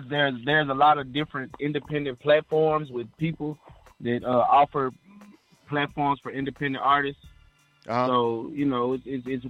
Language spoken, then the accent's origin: English; Memphis, Tennessee, United States; from Memphis, Tennessee